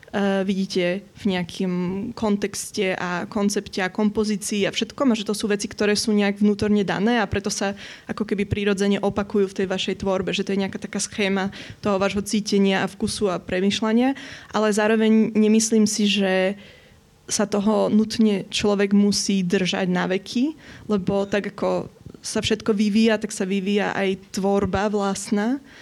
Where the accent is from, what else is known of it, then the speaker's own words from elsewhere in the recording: Bratislava, Bratislava Region, Slovakia; also born or lived in Vienna, Austria; že som tu vyrástla, že pochádzam z Bratislavy